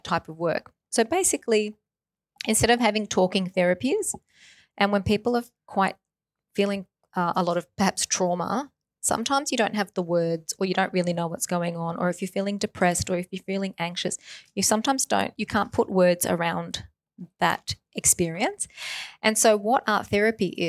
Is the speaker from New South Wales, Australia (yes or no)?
no; Myrtleford, Victoria, Australia; also born or lived in Melbourne; I was born in Myrtleford.